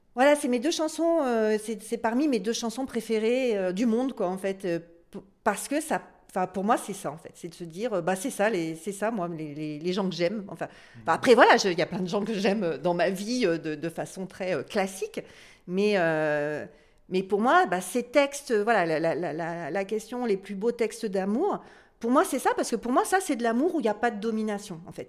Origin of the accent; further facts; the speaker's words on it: north of France, France; je viens du Nord, dans le Nord de la France